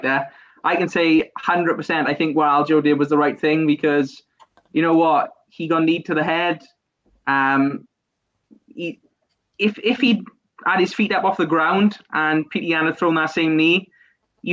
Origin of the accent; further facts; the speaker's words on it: Wales, United Kingdom; specifically as Welsh fans and UK fans